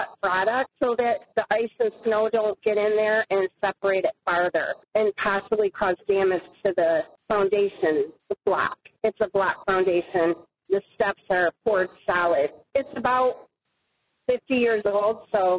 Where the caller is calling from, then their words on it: Michigan, United States; I'm calling from Michigan.